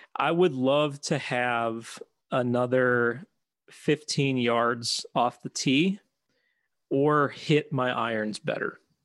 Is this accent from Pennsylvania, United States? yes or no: yes; Philadelphia, Pennsylvania, United States; now in Chicago, United States; I grew up in Philadelphia, and, uh, before we moved out to Chicago